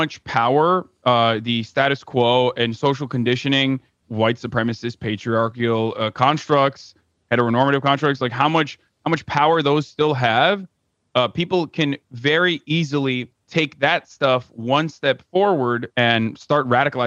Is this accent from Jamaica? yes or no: no; Turkey; now in United States; I come from Turkey.